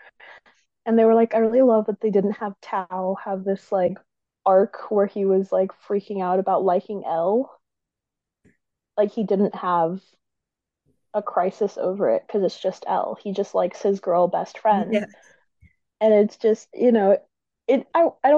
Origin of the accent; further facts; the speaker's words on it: Texas, United States; also born or lived in San Antonio; I'm from Texas.